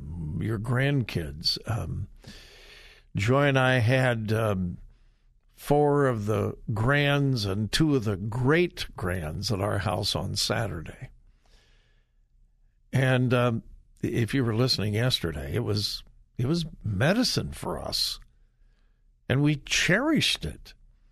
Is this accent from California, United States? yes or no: yes; Southern California, United States; now in Ohio, United States; I grew up in Southern California, and when I was a kid, we went to the Rose Parade all the time.